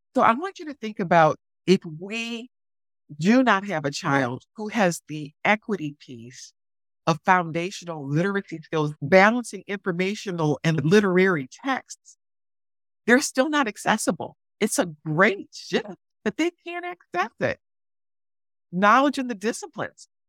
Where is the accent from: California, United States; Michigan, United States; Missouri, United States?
Michigan, United States; Detroit; my hometown of Detroit